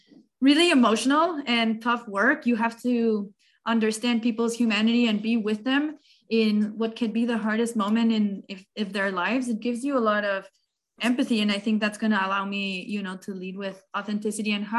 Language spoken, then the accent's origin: English; Mexico City, Mexico; now in Boston, United States; I'm an immigrant originally from Mexico City